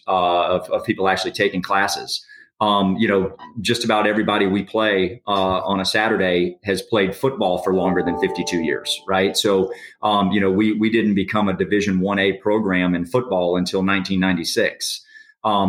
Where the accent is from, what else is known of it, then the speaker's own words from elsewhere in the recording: Orlando, Florida, United States; growing up in Orlando for so many years